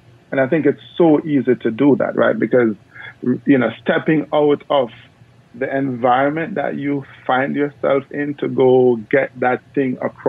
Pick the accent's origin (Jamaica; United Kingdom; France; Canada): Jamaica; And no, I'm from Jamaica, but I'm not one of the sprinters.